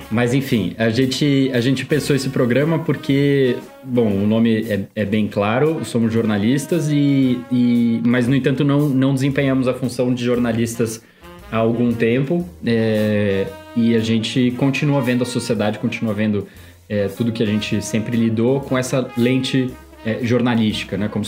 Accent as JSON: {"language": "Portuguese", "region": "São Paulo", "country": "Brazil", "also_born_or_lived": "Brasília", "accent": "paulistano", "said": "sotaque meio de paulistano que, que eu sou da Zona Norte de São Paulo e eu acho que eu perdi bastante do sotaque quando eu morei em Brasília por sete anos da minha vida"}